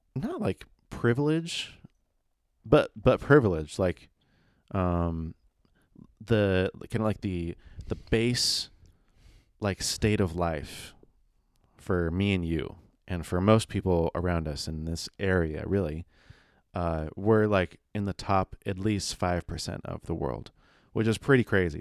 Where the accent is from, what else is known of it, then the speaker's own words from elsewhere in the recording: San Diego, California, United States; we were born in San Diego